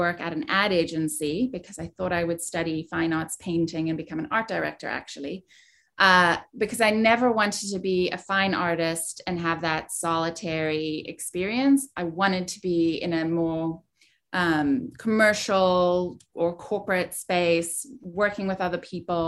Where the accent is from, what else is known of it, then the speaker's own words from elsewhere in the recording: South Africa; moved away; I was born and raised in South Africa